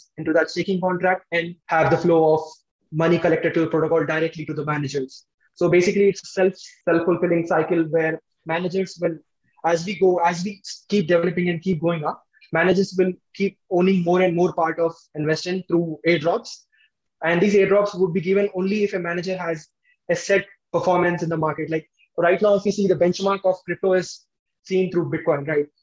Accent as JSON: {"language": "English", "country": "India", "said": "we are basically from India"}